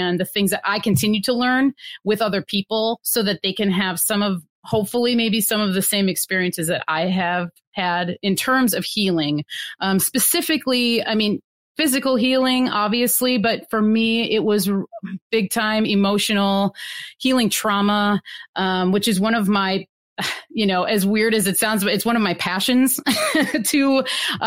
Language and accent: English; Wisconsin, United States; moved away as an adult; now in Pacific Northwest, United States; I'm originally from Wisconsin and been living out in the Pacific Northwest now for like 13 years